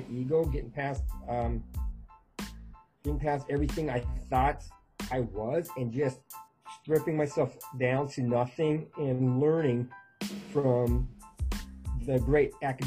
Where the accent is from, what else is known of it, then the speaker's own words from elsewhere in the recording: North Dakota, United States; And then I grew up in North Dakota, which is the middle of the United States and cold.